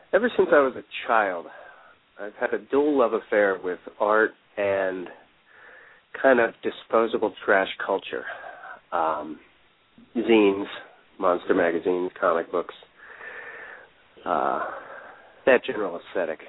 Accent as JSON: {"language": "English", "town": "Elverson", "region": "Pennsylvania", "country": "United States", "tie": "born or raised there", "also_born_or_lived": "Pottstown, Pennsylvania", "moved": "as an adult", "lives_now": "Philadelphia, United States", "said": "I was born in Pottstown, Pennsylvania, and grew up in a town called Elverson, population 900"}